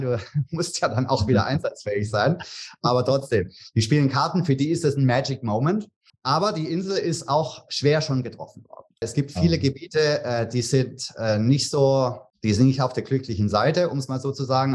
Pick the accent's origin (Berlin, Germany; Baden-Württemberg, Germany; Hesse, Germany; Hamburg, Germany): Baden-Württemberg, Germany; Tübingen; moved away as an adult; now in Bahamas; Ich komme aus Tübingen ursprünglich